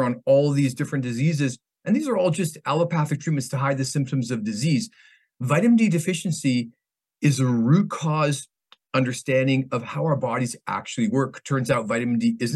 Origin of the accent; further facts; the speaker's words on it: Canada; moved away as an adult; also born or lived in Vancouver, British Columbia / Ontario; now in Manhattan Beach, United States; I was originally from Canada, or am originally from Canada